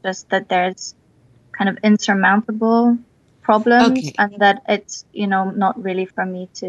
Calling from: Edinburgh, Scotland, United Kingdom; I'm calling from Edinburgh in Scotland.

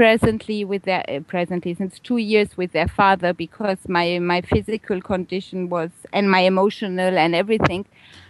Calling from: Balearic Islands, Spain; Right here now, I'm sitting on the beautiful island of Ibiza in Spain.

